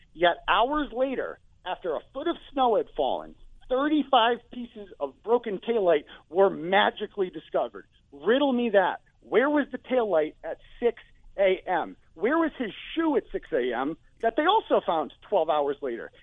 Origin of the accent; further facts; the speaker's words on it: Canton, Massachusetts, United States; now in New Hampshire, United States; even though I live in New Hampshire, I'm originally from Canton